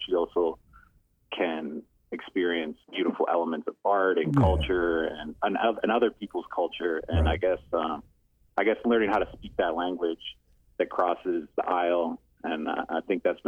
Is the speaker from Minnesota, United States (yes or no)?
yes; Minneapolis, Minnesota, United States; moved away as an adult; also born or lived in St. Paul, Minnesota; now in Chicago, United States; I grew up in Minneapolis, Minnesota, and I lived there most of my life.